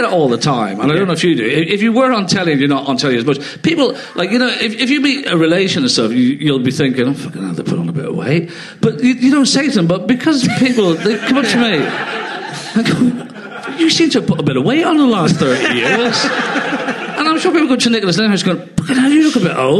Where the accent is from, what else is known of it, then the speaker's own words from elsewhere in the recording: Ireland; moved away; I was brought up in Ireland, so we didn't actually have television.